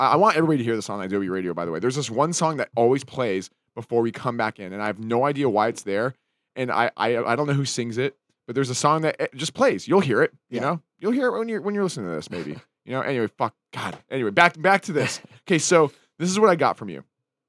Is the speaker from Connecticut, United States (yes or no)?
no; Kauai, Hawaii, United States; Cause I grew up on Kauai a little bit.